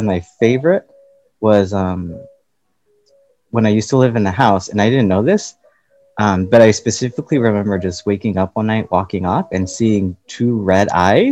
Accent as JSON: {"language": "English", "town": "Pasadena", "region": "California", "country": "United States", "tie": "born or raised there", "also_born_or_lived": "Los Angeles", "said": "I was born technically in LA, but I was raised in Pasadena"}